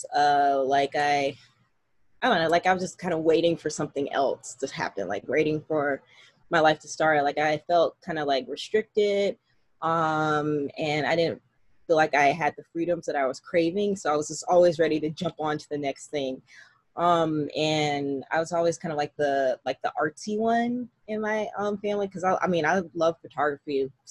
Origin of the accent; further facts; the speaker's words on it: Columbia, South Carolina, United States; now in Seattle, United States; I am originally from Columbia, South Carolina. I am a only child, and I grew up in a single parent household